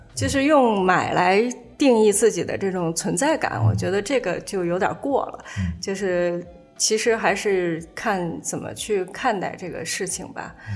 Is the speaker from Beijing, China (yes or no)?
yes; Shichahai, Beijing, China; 我小时候在什刹海边儿跑的时候